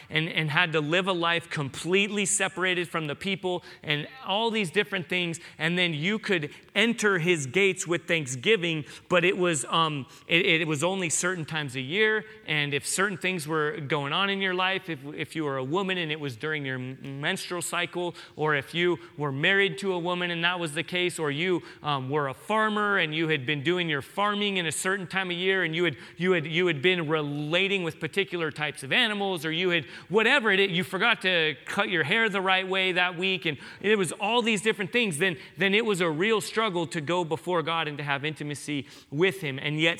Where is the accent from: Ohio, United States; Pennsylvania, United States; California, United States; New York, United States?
California, United States; San Diego; I grew up in San Diego, so for me, when I hear that, I picture great white sharks.